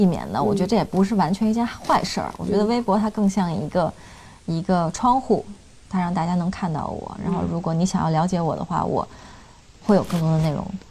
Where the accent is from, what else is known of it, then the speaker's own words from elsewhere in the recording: Beijing, China; also born or lived in Hong Kong; 就我妈是北京人，我爸是香港人，我是在香港出生的。那我在香港上小学到二年级就来北京生活了，我们全家就搬过来了。